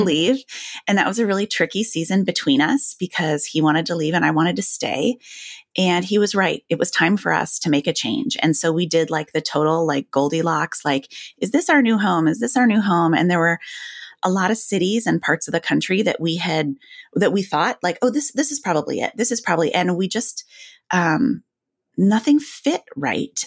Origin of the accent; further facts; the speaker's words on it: Grand Rapids, Michigan, United States; moved away as an adult; also born or lived in Illinois; I grew up, you know, in Illinois and Michigan